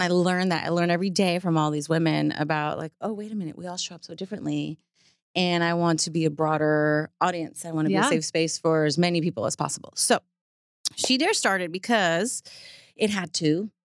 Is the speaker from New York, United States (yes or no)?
yes; New York City, New York, United States; now in Texas, United States; I have a huge family in Puerto Rico. I grew up in New York City and I live in Texas now, kind of far removed from, you know, the pollution of my family and friends.